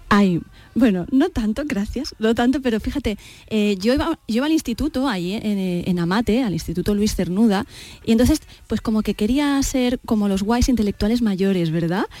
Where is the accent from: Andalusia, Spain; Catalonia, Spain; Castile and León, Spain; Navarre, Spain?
Andalusia, Spain; Seville; Los sevillanos de mi generación recordamos, yo recuerdo ser muy chiquitina, ir a la Virgin Megastore